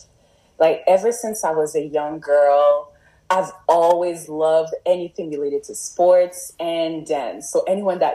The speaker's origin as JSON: {"language": "English", "town": "Montreal", "region": "Quebec", "country": "Canada", "tie": "born or raised there", "also_born_or_lived": "Toronto", "moved": "as an adult", "lives_now": "Gatineau, Canada", "said": "as I started growing up in Montreal, as you know, like I was born in Montreal"}